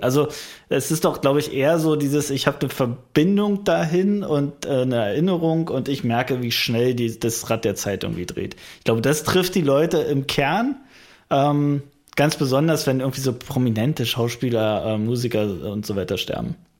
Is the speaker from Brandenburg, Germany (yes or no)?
yes; Frankfurt, Brandenburg, Germany; meine Heimatstadt Frankfurt-Oder